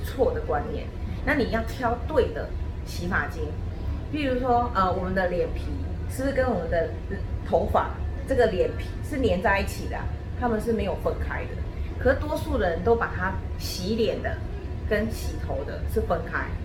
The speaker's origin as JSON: {"language": "Chinese", "country": "Taiwan", "said": "我们台湾人"}